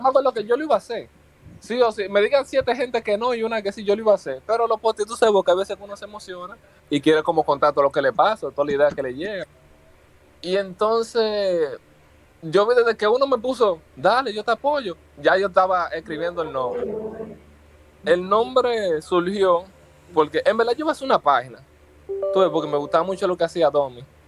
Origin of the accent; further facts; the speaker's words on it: Santo Domingo, Dominican Republic; yo nací en Santo Domingo, en Isidro, 100% capitaleño